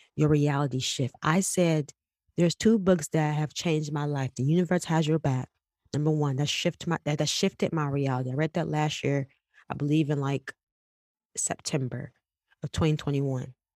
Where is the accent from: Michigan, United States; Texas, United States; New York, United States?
Michigan, United States; Detroit; I'm from West Side, I'm from Eight Mile